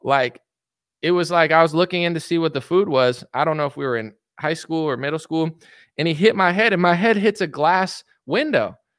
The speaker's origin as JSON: {"language": "English", "country": "United States", "said": "I'm a degenerate American"}